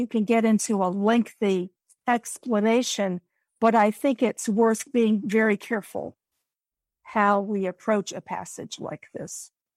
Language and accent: English; United States; we as Americans